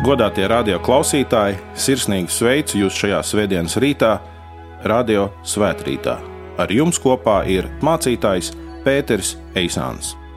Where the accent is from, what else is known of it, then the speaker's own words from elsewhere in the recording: Latvia; mēs esam latvieši